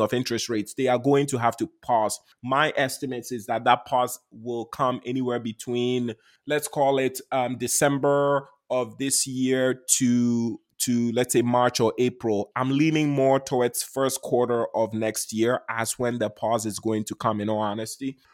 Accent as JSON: {"language": "English", "country": "Ghana", "tie": "born or raised there", "moved": "yes", "said": "I was born and raised in Ghana"}